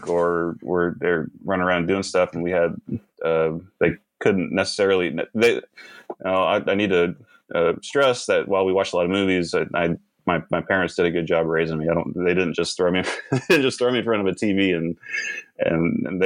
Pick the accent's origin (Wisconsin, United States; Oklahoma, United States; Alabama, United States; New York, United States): Oklahoma, United States; Norman; also born or lived in Watertown, South Dakota / Sisseton, South Dakota; I live in Norman, Oklahoma right now. We moved there when I was about 3, and I've lived here ever since.